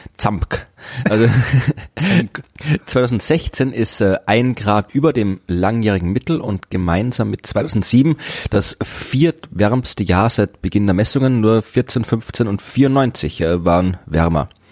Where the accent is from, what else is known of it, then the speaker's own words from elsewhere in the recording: Krems an der Donau, Lower Austria, Austria; moved away; meine alte Heimatstadt war, nämlich Krems